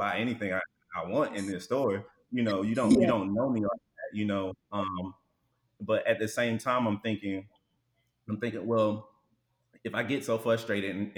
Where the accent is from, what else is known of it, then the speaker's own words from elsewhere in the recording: Alabama, United States; moved away as an adult; now in Houston, United States; I was born and raised in Alabama